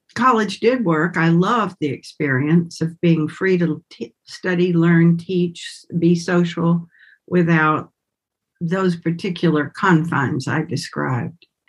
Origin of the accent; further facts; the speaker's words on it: Winston-Salem, North Carolina, United States; accent: southern; moved away; also born or lived in Bali; I grew up in Winston-Salem, North Carolina